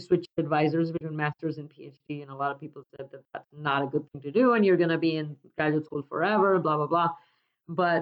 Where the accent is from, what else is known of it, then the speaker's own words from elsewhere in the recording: India; moved away; I grew up in India in a university town